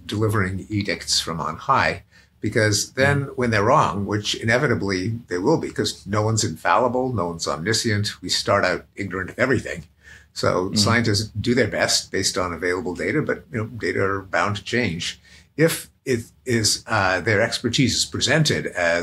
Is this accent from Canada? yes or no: yes; Montreal, Quebec, Canada; now in United States; I come from Montreal, and we are famous for a kind of bagel